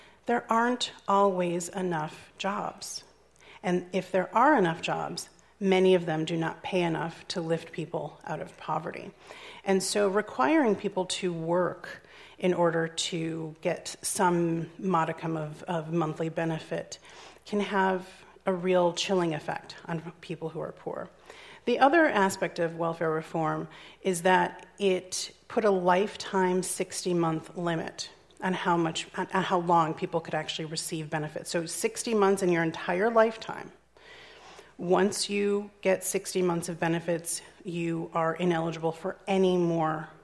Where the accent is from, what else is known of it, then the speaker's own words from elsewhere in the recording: Chicago, Illinois, United States; my hometown of Chicago